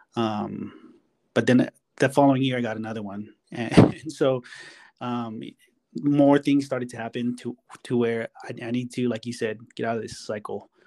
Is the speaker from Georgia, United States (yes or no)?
no; Hawaii, United States; moved away; I'm from Hawaii